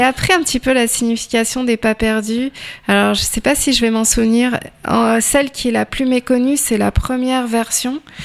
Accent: Tours, Centre-Val de Loire, France; je suis tourangelle de souche et férue de patrimoine

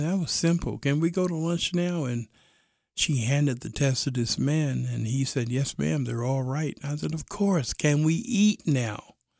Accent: New York City, New York, United States; I was raised in Brooklyn

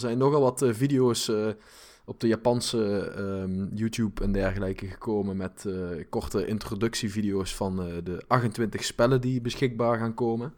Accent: Limburg, Netherlands; accent: Limburg; ik heb een limburg accent

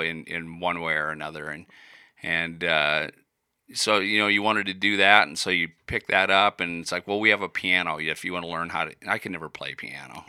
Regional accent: Iowa, United States; moved away as an adult; also born or lived in Colorado; I was born in Iowa

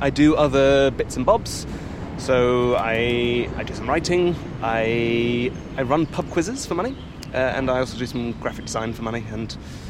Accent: Belgium; I grew up in Belgium, and at the time, I went to a Belgian-French school till I was 8

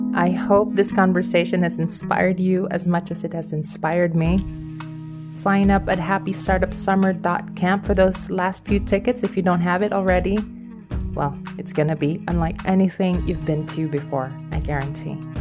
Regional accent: Philippines; I'm from the Philippines

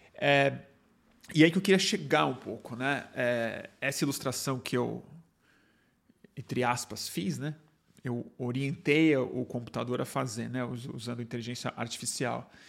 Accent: Brazil; A gente é brasileiro

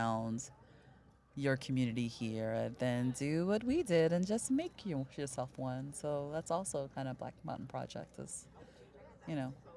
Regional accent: Chicago, Illinois, United States; now in Austin, United States; I grew up in Chicago

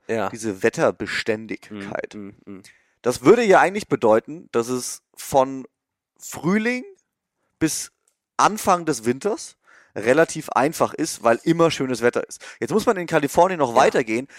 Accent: Germany; moved away as an adult; now in California, United States; als Deutscher hier rüberzukommen und vor allem als Freelancer

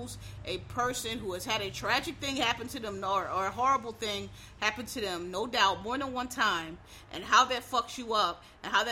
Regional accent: United States; as African American

